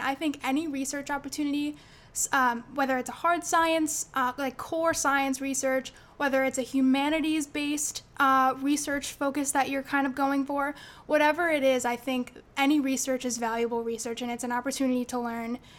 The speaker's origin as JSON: {"language": "English", "town": "Jamesville", "region": "New York", "country": "United States", "said": "I'm from Jamesville, New York, which is a little town right outside of Syracuse."}